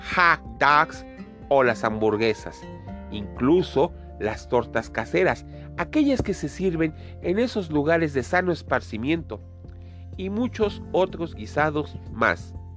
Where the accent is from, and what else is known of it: Mexico